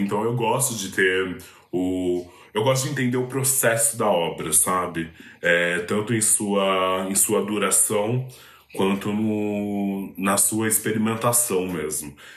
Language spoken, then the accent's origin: Portuguese; São Paulo, Brazil; na minha quebrada é inevitável, assim. O Capão Redondo é, é um lugar muito poroso para a arte marginal